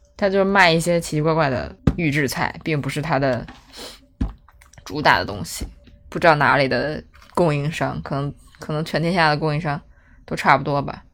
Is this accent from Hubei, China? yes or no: no; Beijing, China; 我们北京人过年都吃肯德基、麦当劳